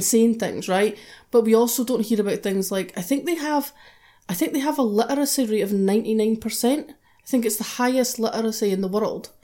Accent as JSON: {"language": "English", "country": "United Kingdom", "said": "we're British"}